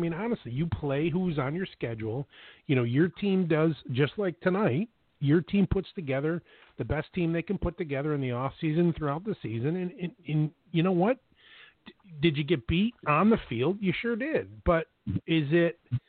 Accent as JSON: {"language": "English", "town": "Buffalo", "region": "New York", "country": "United States", "tie": "born or raised there", "said": "Listen, I'm born and raised in Buffalo. I'm a Bills fan."}